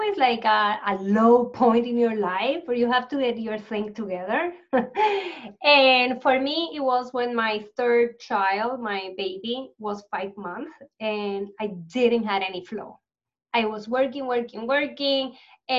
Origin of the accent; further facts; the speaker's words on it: Puerto Rico; I grew up in Puerto Rico